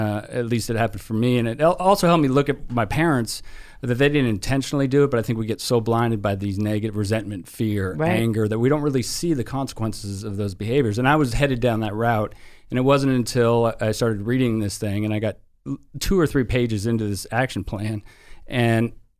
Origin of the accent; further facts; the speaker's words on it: San Francisco, California, United States; moved away as an adult; now in Tampa, United States; I was born and raised in San Francisco, and I moved out to Tampa with Nikki and her family